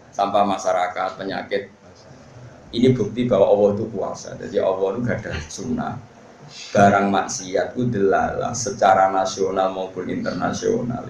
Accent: Pantura, North coast of Java, Indonesia; di daerah saya gitu kan, ana Pantura

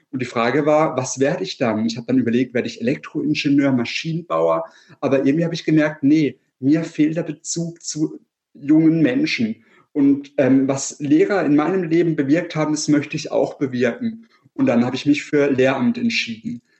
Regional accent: Freiburg, Baden-Württemberg, Germany; Also ich komme aus Freiburg, der wärmsten Stadt Deutschlands und der schönsten Stadt Deutschlands auf jeden Fall.

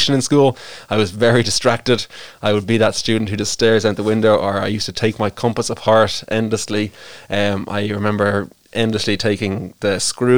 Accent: Greystones, Leinster, Ireland; I grew up in Greystones. I was born and raised. I'm what they call a Greystones purebred

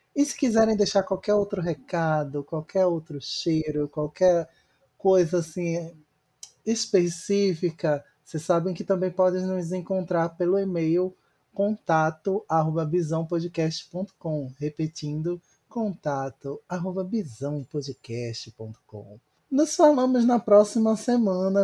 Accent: Recife, Pernambuco, Brazil; Eu, como recifense

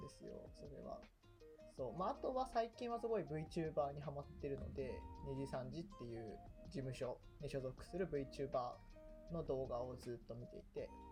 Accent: Chiba, Japan; 僕、千葉出身

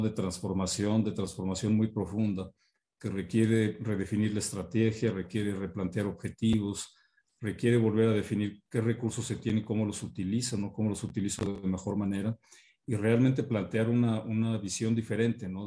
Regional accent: Mexico; todos como mexicanos

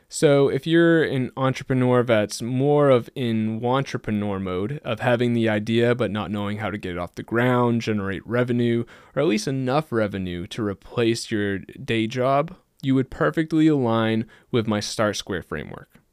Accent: just outside of Boston, Massachusetts, United States; I grew up just outside of Boston in a pretty small, low-key town, and I've stayed here almost my entire life

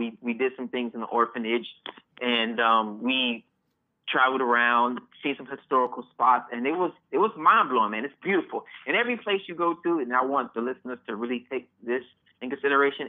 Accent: Miami, Florida, United States; I was born and raised again in Miami

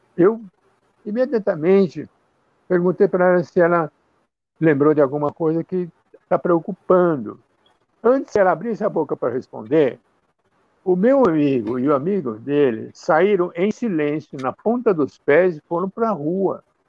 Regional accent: Campo Grande, Mato Grosso do Sul, Brazil; Eu nasci no Brasil, na cidade de Campo Grande, que na época que eu nasci era capital do estado do Mato Grosso

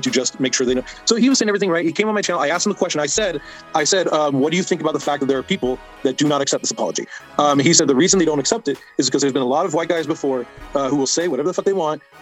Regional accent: Orange County, California, United States; I grew up in Orange County in Los Angeles

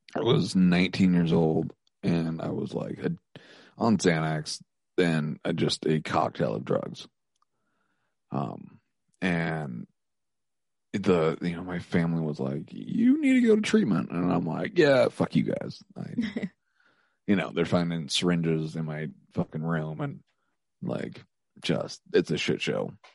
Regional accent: Helena, Montana, United States; moved away as an adult; now in Missoula, United States; I might move back to my hometown

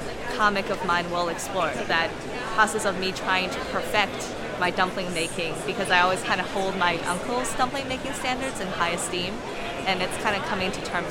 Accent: Washington, District of Columbia, United States; I am a cartoonist from Washington, D.C.

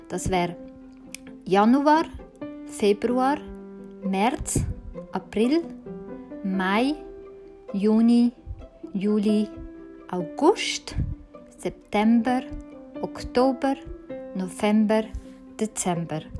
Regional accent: Zürich, Switzerland; Und ich bin in Zürich aufgewachsen.

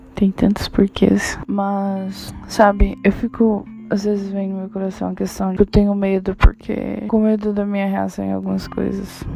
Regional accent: Goiás, Brazil; moved away; Eu cresci em Goiás, uma parte da minha vida.

